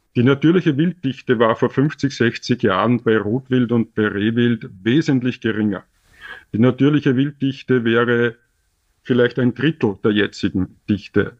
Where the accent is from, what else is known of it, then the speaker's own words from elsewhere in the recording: Austria; als Österreicher in Österreich